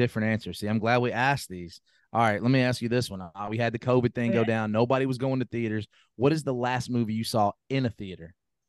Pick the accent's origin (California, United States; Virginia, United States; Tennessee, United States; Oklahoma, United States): Tennessee, United States; Memphis; We're all from Memphis.